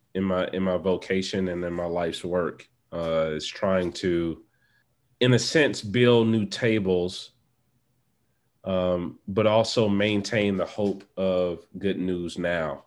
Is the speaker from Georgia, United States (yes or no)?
yes; Atlanta, Georgia, United States; I am traditionally from Atlanta, Georgia, where I currently reside.